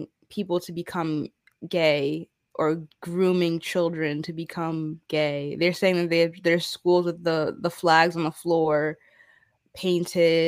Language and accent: English; United States; also born or lived in the South (US)